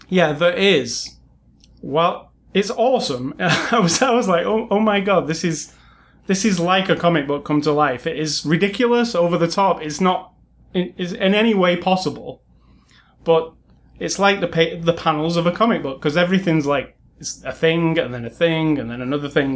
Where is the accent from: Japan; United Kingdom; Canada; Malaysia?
United Kingdom; being British